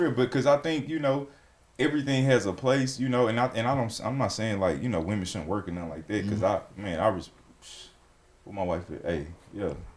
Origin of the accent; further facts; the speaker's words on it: Alabama, United States; where I'm from, I'm from Alabama